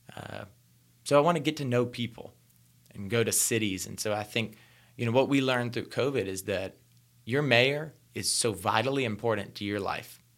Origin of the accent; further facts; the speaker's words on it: rural North Carolina, United States; I was born in rural North Carolina. So, I was born in hog country